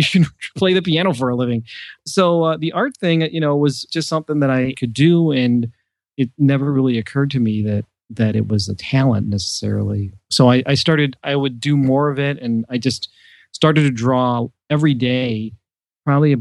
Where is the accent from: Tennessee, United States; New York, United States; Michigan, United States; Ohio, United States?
Ohio, United States; Cleveland; I am an artist from Cleveland, Ohio